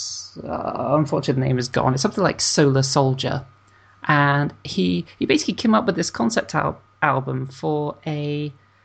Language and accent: English; United Kingdom; I'm British